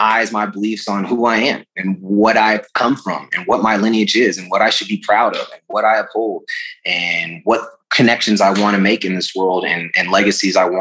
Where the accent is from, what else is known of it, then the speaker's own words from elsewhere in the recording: United States; being born in our country and raised